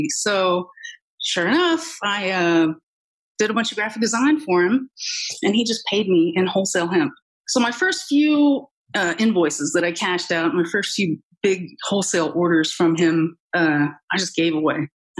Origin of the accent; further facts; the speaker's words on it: Oregon, United States; Well, I mean, you said it, that I'm from Oregon. Cannabis is just kind of cultural.